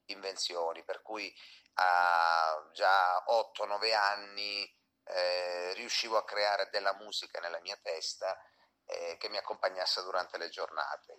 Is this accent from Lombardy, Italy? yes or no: no; Acri, Calabria, Italy; moved away as an adult; now in Bologna, Italy; un cantautore di origine mm, calabrese, sono nato in provincia di Cosenza, ad Acri, e mi sono trasferito a Bologna quando avevo 18 anni più o meno